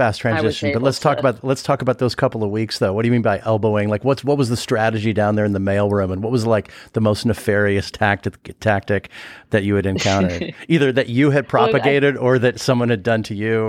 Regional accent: Los Angeles, California, United States; I grew up

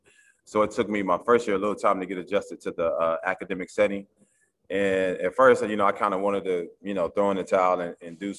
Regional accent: Oklahoma City, Oklahoma, United States; moved away as an adult; now in East Coast, United States; I grew up in Oklahoma City

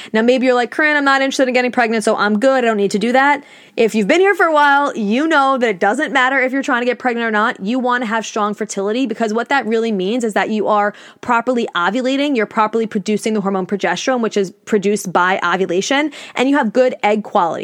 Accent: New York, United States; I'm from New York, I live on Long Island

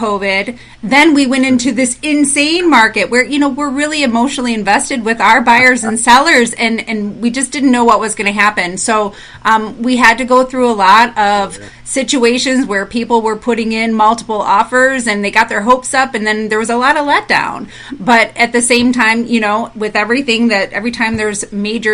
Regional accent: Michigan, United States; now in Fort Myers, United States; I'm originally from Michigan

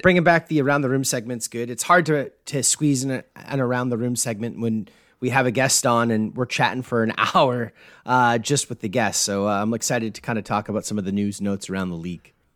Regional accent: Canada; being Canadian

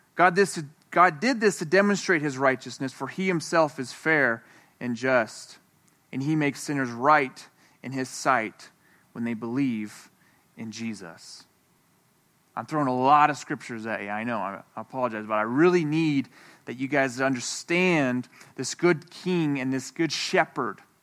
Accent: Moab, Utah, United States; I'm from Moab

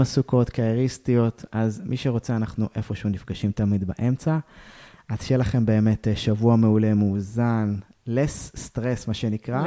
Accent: Israel; אנחנו ישראלים

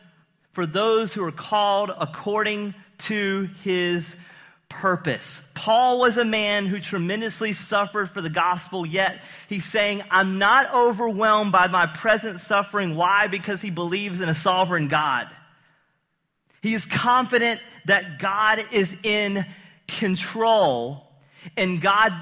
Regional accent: the South, United States; Growing up in the South

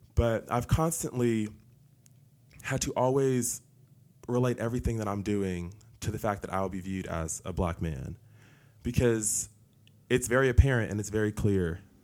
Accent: Newark, New Jersey, United States; moved away as an adult; also born or lived in Tennessee; now in Cleveland, Tennessee, United States; I grew up in New Jersey in a single parent household

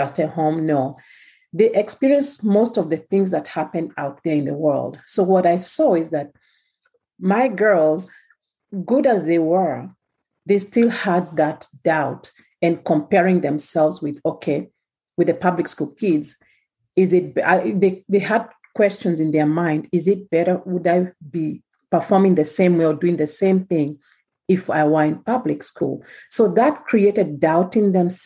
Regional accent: Kenya; moved away; As you can tell from the way I'm talking, I'm from Kenya

